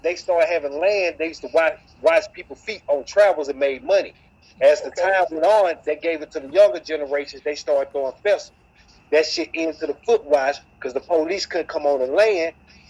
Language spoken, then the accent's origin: English; Alabama, United States; I'm from Alabama.